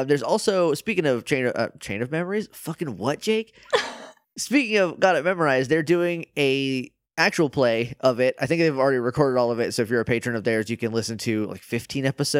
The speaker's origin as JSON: {"language": "English", "region": "New Hampshire", "country": "United States", "said": "I'm from New Hampshire"}